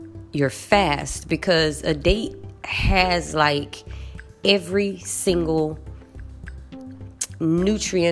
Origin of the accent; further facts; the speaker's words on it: United States; moved away; I'm American